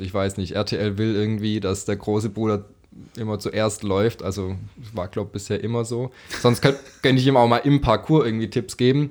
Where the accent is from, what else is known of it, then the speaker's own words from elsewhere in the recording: Stuttgart, Baden-Württemberg, Germany; dort bin ich ein Stück weit aufgewachsen im Kellerzentrum Stuttgart